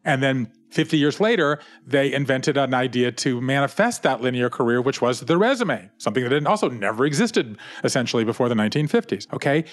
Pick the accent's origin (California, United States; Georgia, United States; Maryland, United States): Georgia, United States; Savannah; I grew up in Savannah, Georgia, in a family business